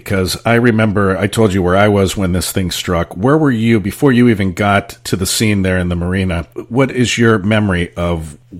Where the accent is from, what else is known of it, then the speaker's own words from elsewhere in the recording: San Francisco, California, United States; growing up in San Francisco, earthquakes happened all the time